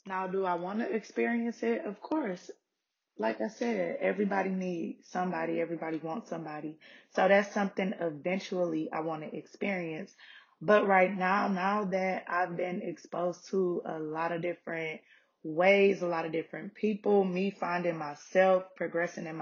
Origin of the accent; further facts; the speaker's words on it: Detroit, Michigan, United States; moved away as an adult; now in Atlanta, United States; I'm originally from Detroit